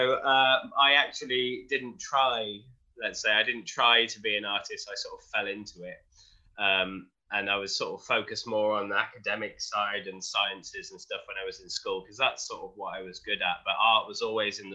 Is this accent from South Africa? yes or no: no; Wolverhampton, West Midlands, United Kingdom; I was born in Wolverhampton, which is in the Midlands in the UK, just by Birmingham